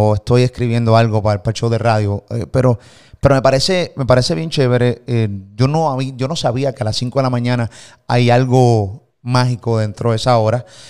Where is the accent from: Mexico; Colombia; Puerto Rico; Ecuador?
Puerto Rico; de Puerto Rico